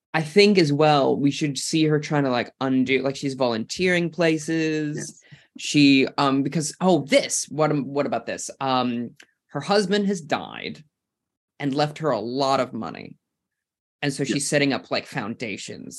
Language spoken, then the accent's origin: English; United States; now in New Zealand; an American who's come to this country